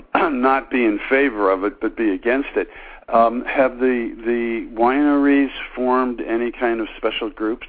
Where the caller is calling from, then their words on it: Connecticut, United States; Stu, this is … from Connecticut.